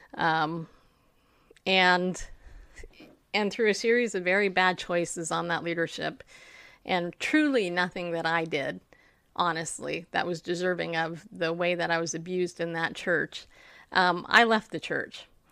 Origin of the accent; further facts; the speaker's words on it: Riverside, California, United States; also born or lived in New York; I grew up in Southern California. I actually grew up in Riverside